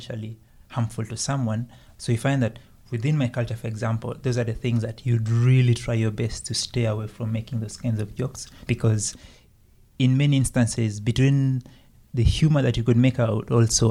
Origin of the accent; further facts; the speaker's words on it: Uganda; now in Canada; I'm from Uganda.